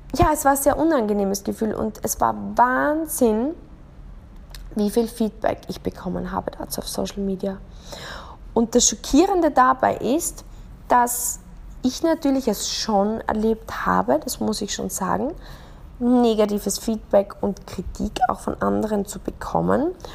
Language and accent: German; Austria; Ich bin in Österreich aufgewachsen